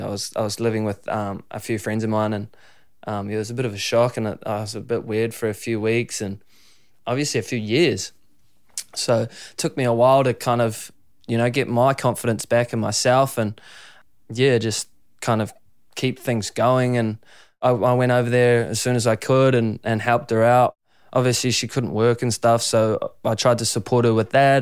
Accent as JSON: {"language": "English", "town": "Raglan", "region": "Waikato", "country": "New Zealand", "tie": "born or raised there", "said": "growing up in Raglan"}